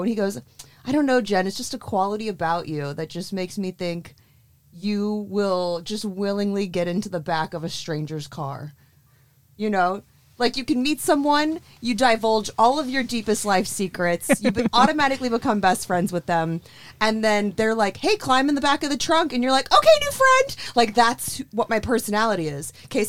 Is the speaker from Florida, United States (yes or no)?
yes; Florida, United States; moved away; also born or lived in New York City; you can take the girl out of Florida, but you can't take Florida out of the girl.